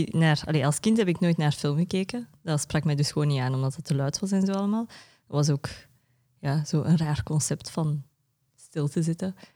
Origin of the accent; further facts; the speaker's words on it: Tokyo, Japan; also born or lived in Jette, Belgium; maar officieel op mijn Japans paspoort ben ik van Onomichi. Maar ik was daar nog nooit geweest, omdat ik in Japan in Tokio ben opgegroeid.